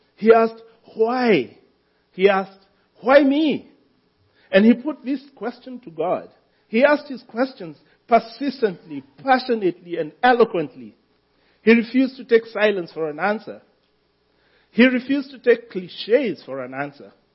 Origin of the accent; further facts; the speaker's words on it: Kenya; moved away; I am a Kenyan